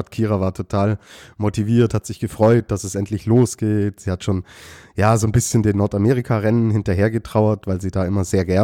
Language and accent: German; Austria; dann würde mich das als Österreicher beruhigen, Lukas.